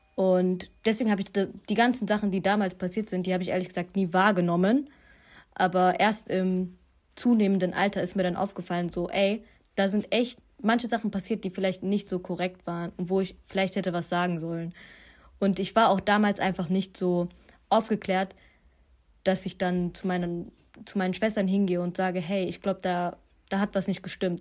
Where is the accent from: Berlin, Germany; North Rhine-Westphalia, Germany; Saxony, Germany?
North Rhine-Westphalia, Germany; Duisburg; ich bin aufgewachsen in Duisburg-Marxloh